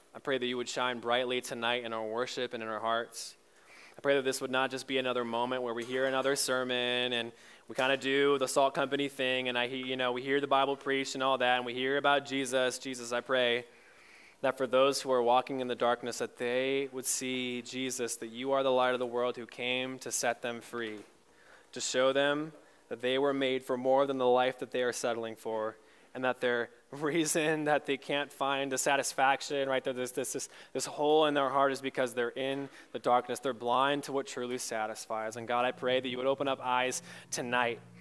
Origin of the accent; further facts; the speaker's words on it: Michigan, United States; moved away; I grew up in Michigan